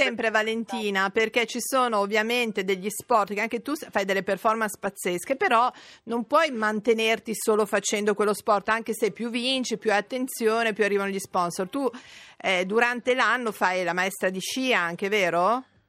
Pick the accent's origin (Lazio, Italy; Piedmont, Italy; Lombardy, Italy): Piedmont, Italy; Verbania; io sono di Verbania